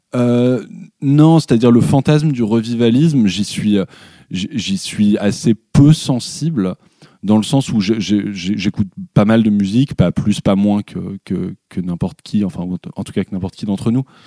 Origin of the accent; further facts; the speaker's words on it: Paris, Île-de-France, France; sur la terrasse de mes parents, donc là où j'ai grandi euh, à Belleville, à Paris